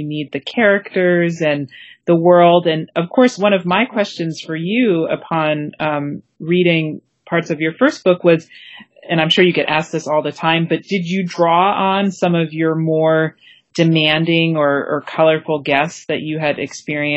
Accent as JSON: {"language": "English", "region": "Maine", "country": "United States", "tie": "born or raised there", "moved": "yes", "said": "It brought me back to my home state. And also, I can tell you, my first job was working at the little seafood restaurant in my village."}